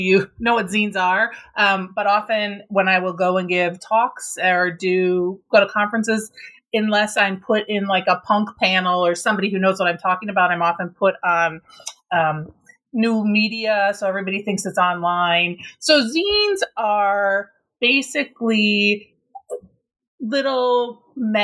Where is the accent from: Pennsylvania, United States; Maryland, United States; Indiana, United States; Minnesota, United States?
Minnesota, United States; I grew up in Minnesota, I was really involved in sort of this Minnesota punk scene